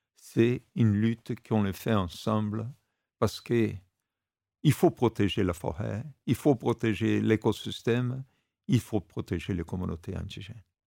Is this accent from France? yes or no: no; Brazil; quand j'étais gamin au Brésil, il y a 50-60 ans